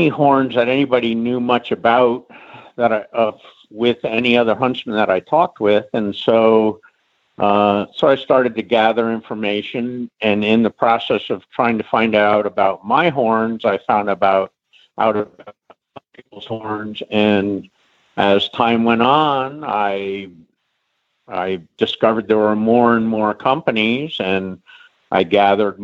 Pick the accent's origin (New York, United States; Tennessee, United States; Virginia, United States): Virginia, United States; Middleburg; I grew up in Middleburg